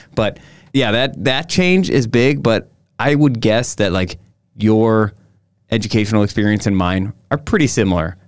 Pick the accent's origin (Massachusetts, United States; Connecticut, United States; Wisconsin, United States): Wisconsin, United States; Sister Bay; also born or lived in Chicago; my hometown